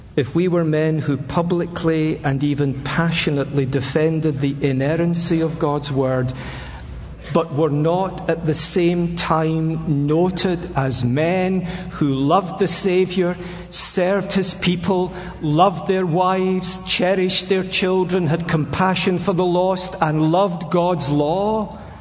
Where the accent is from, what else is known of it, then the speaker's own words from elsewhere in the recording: Scotland, United Kingdom; I'm a Scotsman.